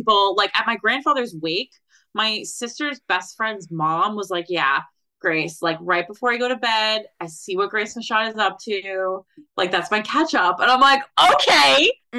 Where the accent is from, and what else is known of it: Somers, United States; born or raised there; now in New York City, United States